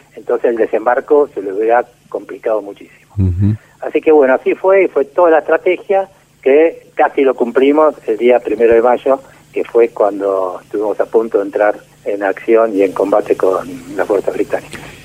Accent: Buenos Aires, Argentina; Yo soy porteño

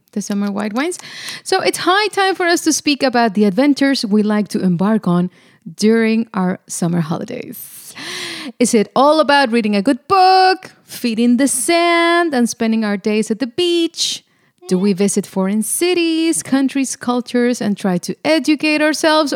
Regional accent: Monterrey, Nuevo León, Mexico; now in Netherlands; I come from Monterrey, Mexico, in the northeast of Mexico

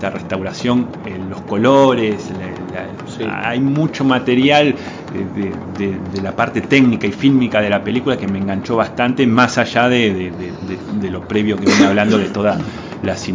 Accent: Uruguay; No, somos. bueno, yo soy uruguayo.

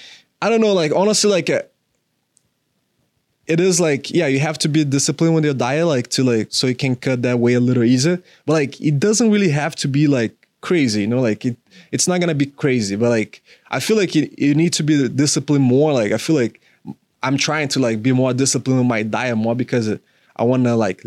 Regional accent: Florida, United States; that was right when I came from Florida. So I was like, that was a really big change.

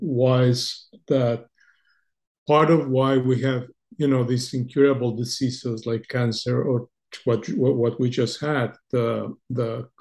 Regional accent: Mexico; English is a second language; moved away as an adult; also born or lived in United States / Argentina; growing up in Mexico

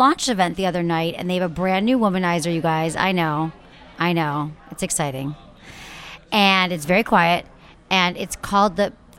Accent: Michigan, United States; moved away; growing up in the Midwest

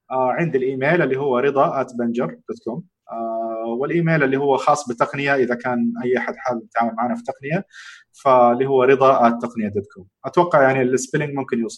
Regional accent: Jeddah, Makkah Province, Saudi Arabia; انا شخصيا من اهل جده وعارف تماما انه هي ابعد حتى من مكه

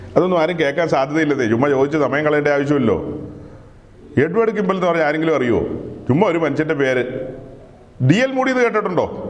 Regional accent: Ernakulam district, Kerala, India; ആ പുഴയ്ക്ക് അക്കരെ ഞങ്ങളുടെ ദേശമാ എറണാകുളം ജില്ലക്കാരാ

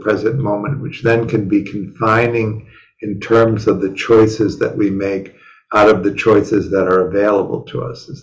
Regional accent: Chicago, Illinois, United States; moved away; growing up in Chicago

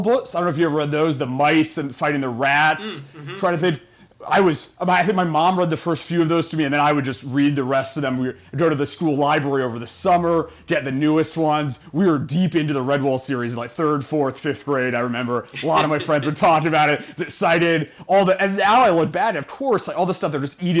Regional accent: Western Massachusetts, United States; moved away as an adult; also born or lived in Ohio; now in Los Angeles, United States; I grew up in Western Massachusetts, small rural town

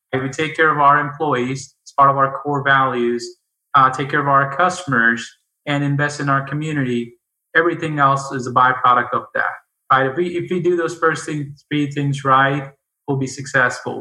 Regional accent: India; now in United States; I grew up in India

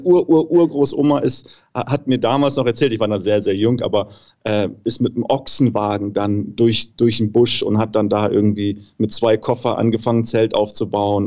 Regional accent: Namibia; moved away as an adult; now in Germany; ich bin halt in Namibia geboren, meine ganze Familie ist da, meine ganzen Freunde

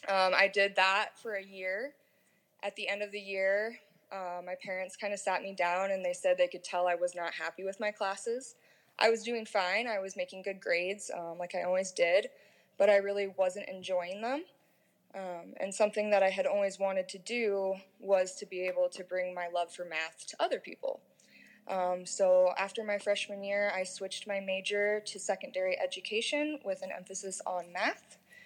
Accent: Des Moines, Iowa, United States; also born or lived in Austin, Texas; I grew up in the Des Moines area. I actually moved around quite a bit as a kid. I lived in West Des Moines, Johnston, Austin, Texas, and then came back finally to Van Meter, Iowa.

